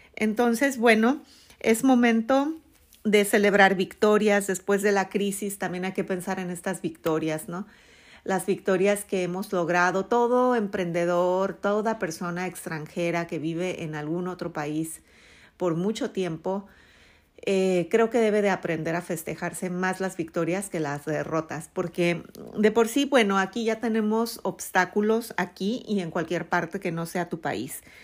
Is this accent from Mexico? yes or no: yes; Mexico; first language Spanish; moved away as an adult; mi México, pues no, no voy a sufrir eso porque nunca lo viví, porque soy nativa